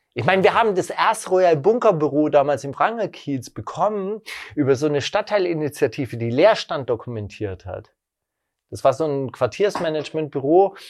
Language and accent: German; West Germany, Germany; moved away; also born or lived in Berlin (Prenzlauer Berg); Ich komme aus Westdeutschland